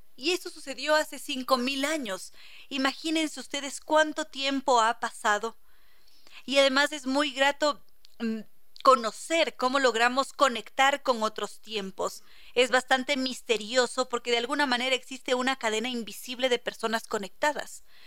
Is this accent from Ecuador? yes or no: yes; Ecuador; aquí en el Ecuador